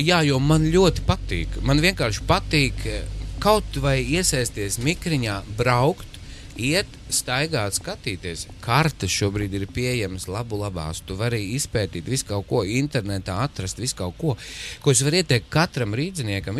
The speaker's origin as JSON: {"language": "Latvian", "town": "Smiltene", "region": "Smiltene Municipality", "country": "Latvia", "tie": "born or raised there", "moved": "yes", "lives_now": "Riga, Latvia", "said": "mana dzimtā pilsēta, kur es aizvien braucu, tā ir smiltene"}